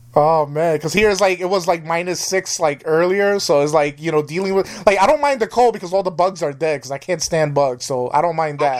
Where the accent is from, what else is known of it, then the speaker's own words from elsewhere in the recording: New York, United States; now in Wisconsin, United States; I'm originally from New York, and I'm in Wisconsin